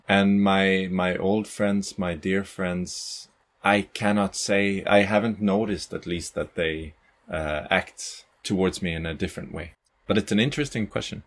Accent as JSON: {"language": "English", "town": "Gothenburg", "region": "Västra Götaland", "country": "Sweden", "also_born_or_lived": "Caribbean", "moved": "as an adult", "lives_now": "Malmö, Sweden", "said": "I'm from Gothenburg"}